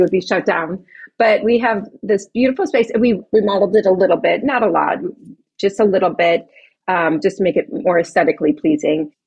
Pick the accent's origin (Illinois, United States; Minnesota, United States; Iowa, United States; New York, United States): Illinois, United States; Chicago; moved away as an adult; now in Pasadena, United States; I'm, I'm not native to California, I'm from Chicago